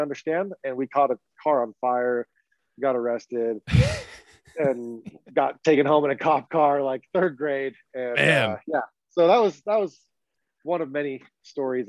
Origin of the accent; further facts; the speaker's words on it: Utah, United States; I grew up in Utah